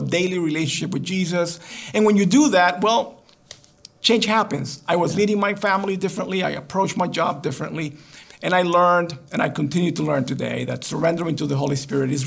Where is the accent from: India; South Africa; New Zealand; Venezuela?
Venezuela; moved away as an adult; also born or lived in Los Angeles, California, United States / Guatemala / New York City, United States; now in United States; my family moved back to Guatemala and then later to Venezuela, which is where I grew up.